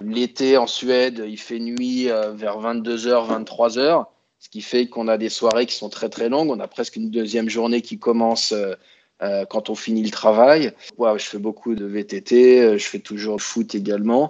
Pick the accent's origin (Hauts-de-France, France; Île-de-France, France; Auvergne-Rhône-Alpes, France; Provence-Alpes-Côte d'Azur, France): Auvergne-Rhône-Alpes, France; Grenoble; moved away as an adult; also born or lived in Copenhagen, Denmark; now in Stockholm, Sweden; je suis originaire de Grenoble en France